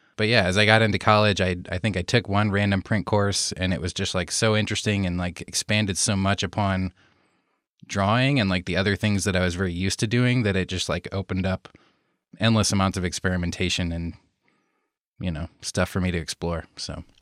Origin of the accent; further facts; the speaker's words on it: Iowa, United States; moved away as an adult; now in Los Angeles, United States; I grew up in Iowa, so in the States here and right in the middle of the States here in Iowa on the Mississippi River